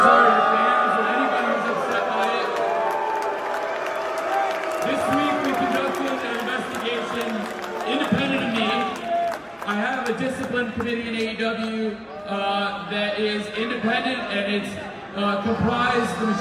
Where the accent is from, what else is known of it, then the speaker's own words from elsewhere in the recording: Champaign, Illinois, United States; I'm from the great state of Illinois myself. I grew up here, I grew up downstate in Champaign